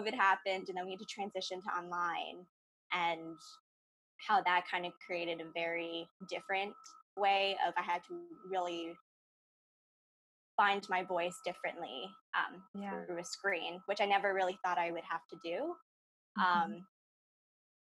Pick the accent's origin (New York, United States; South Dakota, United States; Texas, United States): New York, United States; Ossining; I'm from Austining, New York in Westchester County